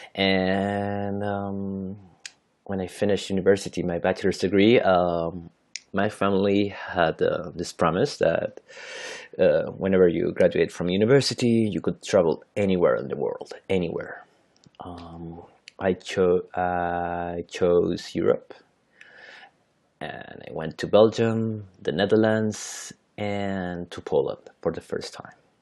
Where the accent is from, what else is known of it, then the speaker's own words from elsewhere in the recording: Santiago, Santiago Metropolitan Region, Chile; first language Spanish; English is a second language; I'm from Santiago, Chile, so that is in South America.